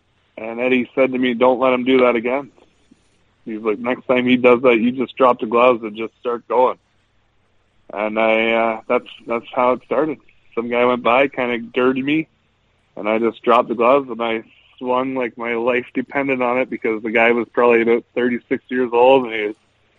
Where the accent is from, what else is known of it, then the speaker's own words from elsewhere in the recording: Ontario, Canada; Shelburne was a it's a 10-minute drive from my hometown, so that's where I started out.